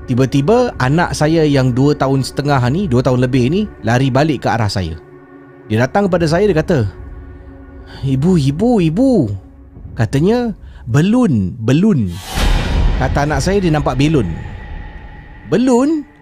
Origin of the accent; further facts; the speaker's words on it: Jurong, Singapore; Okey. Saya berasal daripada Jurong.